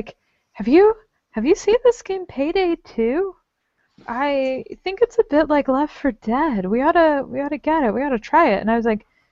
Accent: Texas, United States; now in Rochester, United States; when I was little and I grew up in Texas

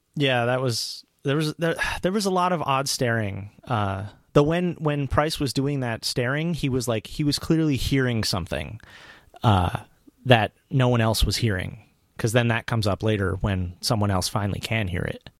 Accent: New York metro area, United States; I grew up in the New York metro area

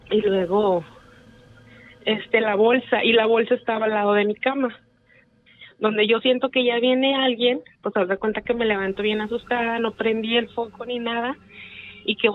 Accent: García, Nuevo León, Mexico; De García.

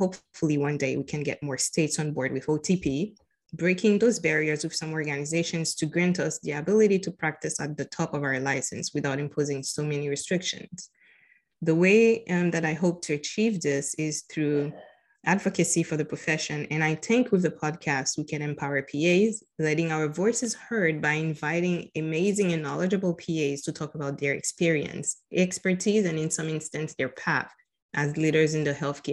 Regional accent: Haiti; moved away as an adult; now in Florida, United States; I am originally from Haiti. I was born and raised in Haiti. I moved to Florida in about 14 years ago

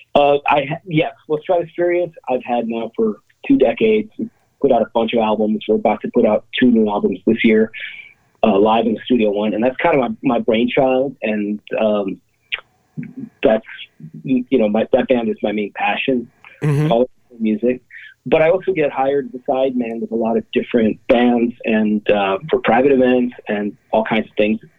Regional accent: Cleveland, Ohio, United States; now in Dumont, United States; I grew up in Cleveland

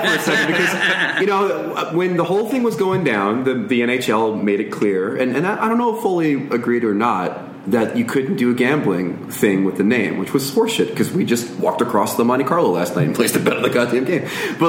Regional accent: Canada; As a Canadian, I'm gonna make the guess in my head.

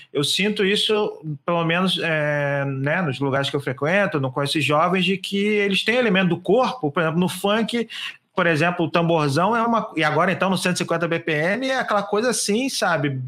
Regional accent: Rio de Janeiro, Brazil; eu, como carioca

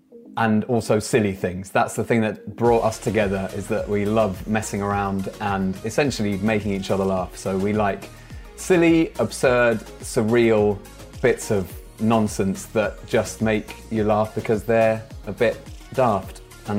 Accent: United Kingdom; And I am originally from a place in southeast London, or Kent, depending on who you ask

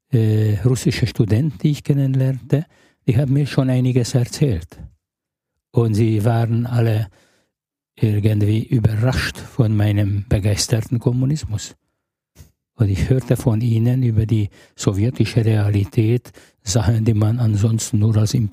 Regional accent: Budapest, Hungary; Ja, ich bin in Budapest geboren, aufgewachsen und eigentlich die größere Hälfte meines erwachsenen Lebens in Ungarn verbracht.

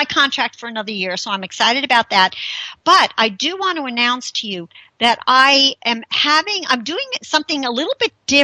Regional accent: Bergenfield, New Jersey, United States; moved away; my hometown, Bergenfield, New Jersey

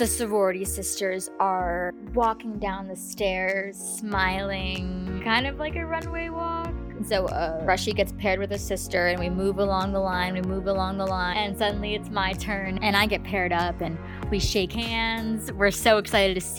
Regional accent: New York City, New York, United States; moved away; I'm from New York City

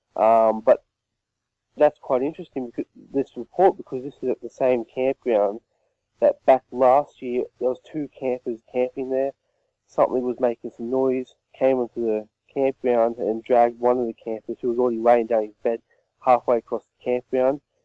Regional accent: Australia; where I live, there's actually a football team t- called the Yowies as well from my hometown

